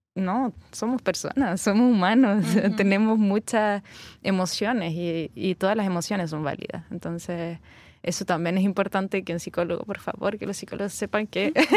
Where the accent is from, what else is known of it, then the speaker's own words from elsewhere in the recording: Valparaíso, Chile; moved away; la quinta región de donde yo vengo